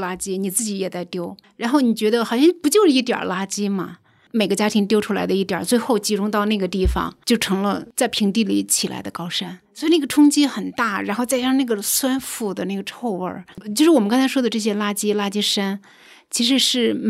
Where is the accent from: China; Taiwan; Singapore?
China; Hebei; moved away as an adult; also born or lived in Canada / Southern California, United States / Beijing; now in Shangrao, China; 因为我小时候在华北地区的乡村长大， 啊，河北， 河北，对，那个时候的生长的环境自然条件非常好